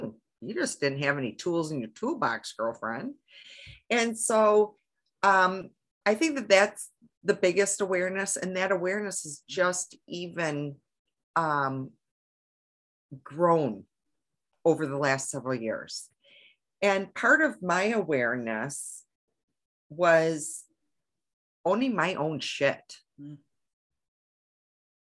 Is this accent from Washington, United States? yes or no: no; Michigan, United States; I'm from Michigan